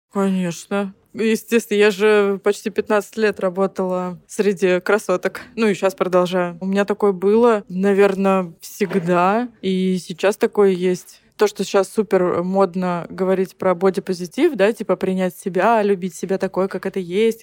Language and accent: Russian; Ukraine; also born or lived in Zelenograd; now in Moscow, Russia; я вообще из деревни. Я родилась на Украине, я украинская девочка, которая, блин, умеет топить печку